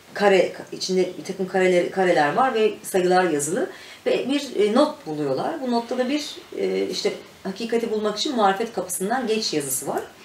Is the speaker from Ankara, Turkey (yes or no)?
yes; Mürted Air Base, Ankara, Turkey; Mürtet Hava Üstü'nde doğdum büyüdüm ben. Şimdi Akıncı olarak geçiyor orası.